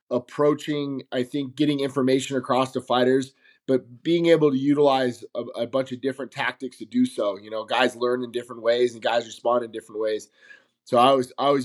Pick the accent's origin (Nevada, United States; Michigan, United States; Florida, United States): Nevada, United States; Las Vegas; I'm from Las Vegas, Nevada, born and raised